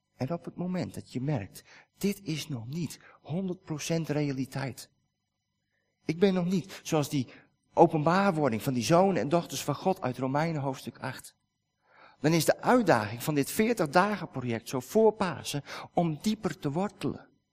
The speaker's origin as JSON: {"language": "Dutch", "country": "Netherlands", "said": "wij als Nederlanders"}